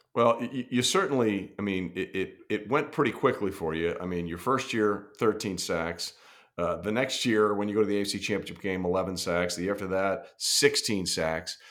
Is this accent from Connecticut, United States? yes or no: yes; Fairfield County, Connecticut, United States; I'm from Connecticut originally, I grew up in Fairfield yeah. County